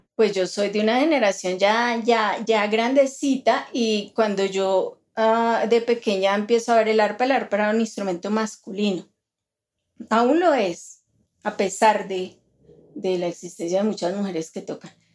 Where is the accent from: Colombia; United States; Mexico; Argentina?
Colombia; nosotros como latinoamericanos, como colombianos